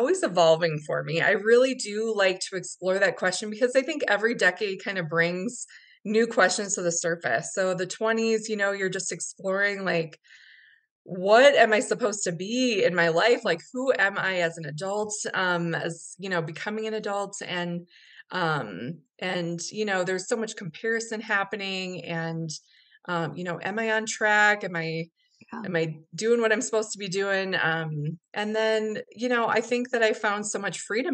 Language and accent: English; Minnesota, United States; moved away as an adult; now in Denver, United States; Where I grew up in Minnesota